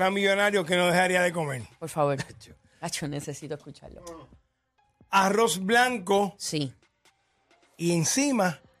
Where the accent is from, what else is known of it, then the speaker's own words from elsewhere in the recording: Carolina, Puerto Rico; Papi, papi, te digo, yo soy de Carola como tú, papi.